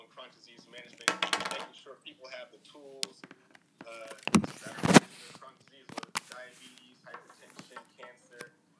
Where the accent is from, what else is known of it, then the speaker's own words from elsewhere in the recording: Columbus, Ohio, United States; Yeah, that's my hometown.